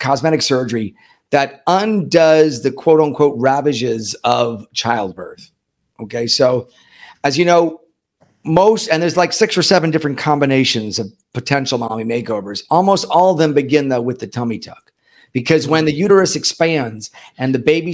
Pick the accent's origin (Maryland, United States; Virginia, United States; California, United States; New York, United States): New York, United States; moved away as an adult; also born or lived in St. Louis, Missouri; now in Miami, United States; I'm originally from New York, but I've been here in Miami since 1996